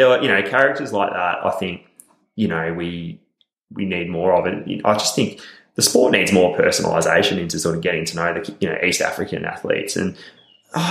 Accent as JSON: {"language": "English", "country": "Australia", "said": "we're from Australia"}